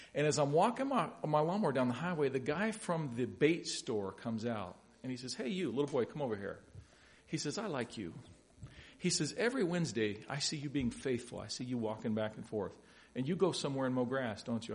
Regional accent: Louisville, Kentucky, United States; I grew up in Louisville, Kentucky.

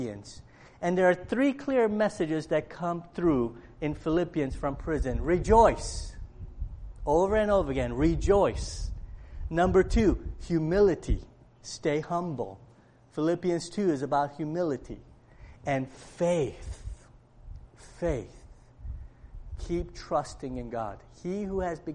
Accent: Cleveland, Ohio, United States; I grew up in Cleveland, and I'm a Browns fan

